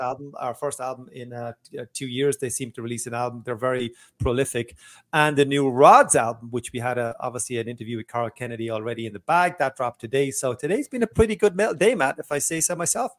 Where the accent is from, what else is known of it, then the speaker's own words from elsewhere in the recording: Waterford, Munster, Ireland; in a small club in my hometown of Waterford, Ireland